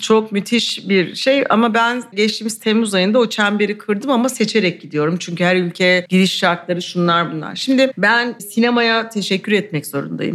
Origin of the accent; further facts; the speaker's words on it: Istanbul, Turkey; Bir de İstanbulluyum yani doğma bir ailem de İstanbullu